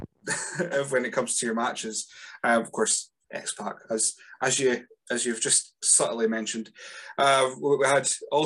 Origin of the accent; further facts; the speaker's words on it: Rothes, Scotland, United Kingdom; now in Elgin, United Kingdom; I live in Elgin. I grew up in Rothes, which is worse.